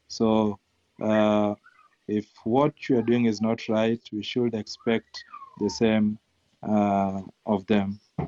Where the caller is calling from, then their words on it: Kisumu, Kisumu County, Kenya; I'm joining from Kisumu, Kenya, in our offices in Manyata.